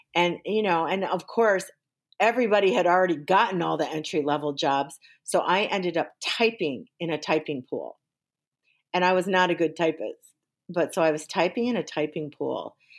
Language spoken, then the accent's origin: English; Waukegan, Illinois, United States; also born or lived in Georgia / Hawaii / Washington, D.C.; I grew up in Waukegan, Illinois